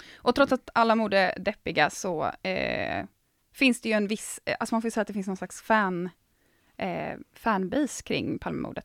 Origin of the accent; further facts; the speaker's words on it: Gothenburg, Västra Götaland, Sweden; Jag är från typ Göteborg